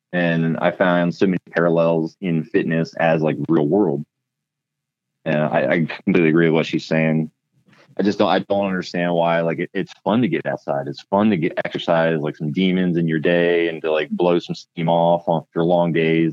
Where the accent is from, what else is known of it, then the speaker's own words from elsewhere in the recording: Pennsylvania, United States; moved away as an adult; now in Klamath Falls, United States; I grew up in Pennsylvania and was working for Harley Davidson at the time